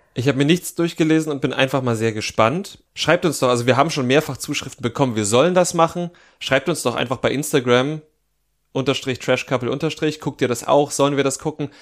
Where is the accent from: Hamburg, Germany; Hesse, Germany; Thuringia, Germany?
Thuringia, Germany; Jena; beim FC Karl Zeiss Jena in meiner Heimatstadt